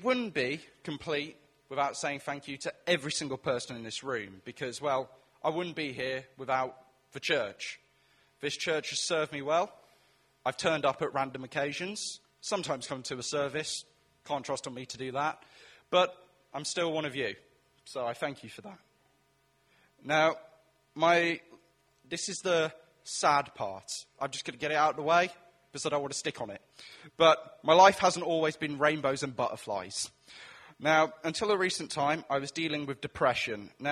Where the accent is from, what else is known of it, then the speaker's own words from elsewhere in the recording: Welsh, Wales, United Kingdom; also born or lived in Chipping Campden; me being Welsh